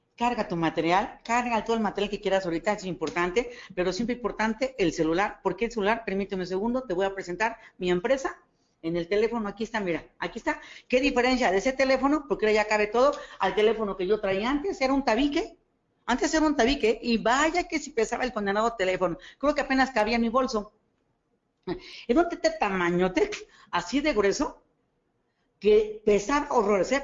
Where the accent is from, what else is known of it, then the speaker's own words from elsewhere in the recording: State of Mexico, Mexico; yo no soy de aquí, yo vengo del Estado de México